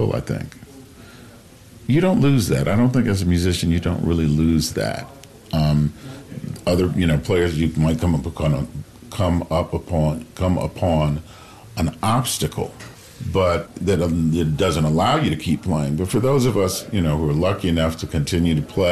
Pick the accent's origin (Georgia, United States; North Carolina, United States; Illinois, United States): Illinois, United States; Chicago; now in Los Angeles, United States; I grew up in Chicago